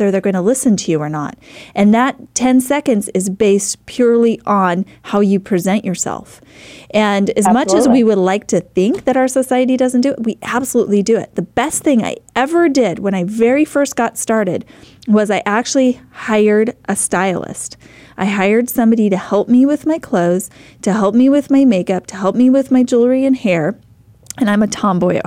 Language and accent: English; Idaho, United States; I was a mom from Idaho, very small town, grew up in a small town, lived in a small town